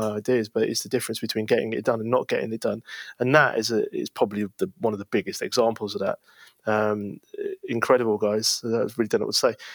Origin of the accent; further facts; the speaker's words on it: Leicester, East Midlands, United Kingdom; Where I come from, that's hot. And if anybody wants to know where I come from, just ask me. But the answer is Leicester.